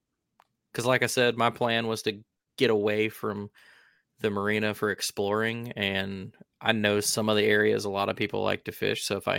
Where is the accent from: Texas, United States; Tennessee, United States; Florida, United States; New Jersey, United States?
Tennessee, United States; I'm going to have to claim that I'm from Tennessee.